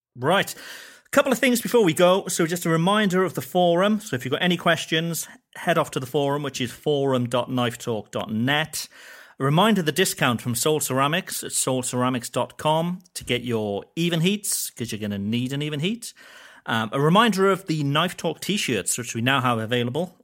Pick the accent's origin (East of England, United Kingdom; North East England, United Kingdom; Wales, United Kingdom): Wales, United Kingdom; I'm Welsh and we get a lot of sheep jokes in Wales